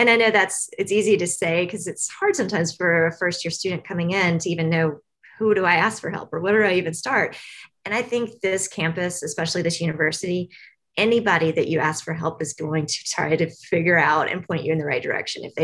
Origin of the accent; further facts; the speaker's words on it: Tennessee, United States; I grew up in the South. Um, so I grew up just north of here in Tennessee.